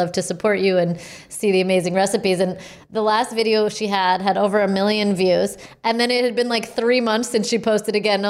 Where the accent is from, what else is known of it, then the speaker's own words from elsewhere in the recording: New York City, New York, United States; I grew up in New York City